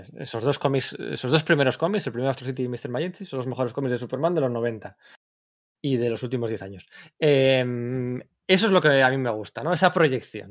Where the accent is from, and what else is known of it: Bilbao, Basque Country, Spain